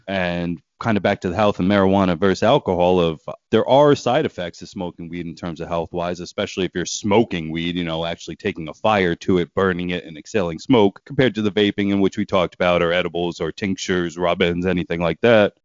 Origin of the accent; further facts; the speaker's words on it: Pennsylvania, United States; my home state